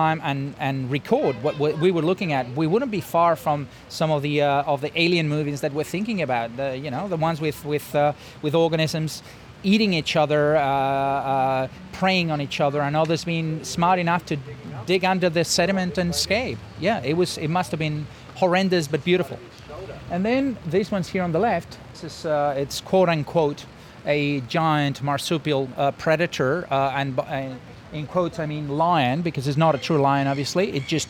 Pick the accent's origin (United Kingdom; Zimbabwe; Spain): Spain; Madrid, Community of Madrid; moved away as an adult; now in Adelaide, Australia; I come from Madrid